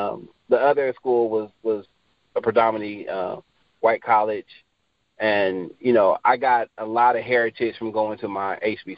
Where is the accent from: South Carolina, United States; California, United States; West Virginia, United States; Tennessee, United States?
California, United States; Travis Air Force Base; So, I was born in Southern California, but I grew up in Northern California. I'm a military brat, so my father was in the Air Force. So we moved to Travis Air Force Base when I was, I don't know, like a year or two or something like that.